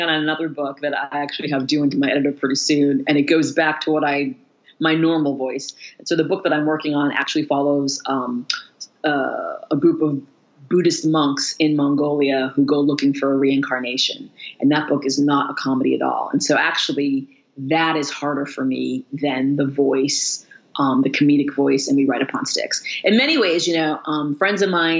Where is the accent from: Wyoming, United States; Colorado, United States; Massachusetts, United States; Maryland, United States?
Massachusetts, United States; Danvers; now in Madison, United States; because I grew up in Danvers, I did not grow up in Salem